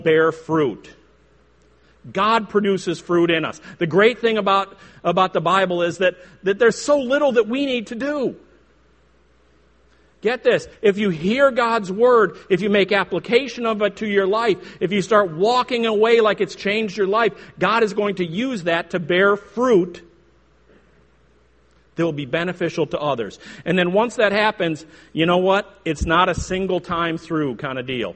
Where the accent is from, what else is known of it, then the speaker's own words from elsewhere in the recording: Chicago, Illinois, United States; I grew up in the Chicago area, hence my outrageous accent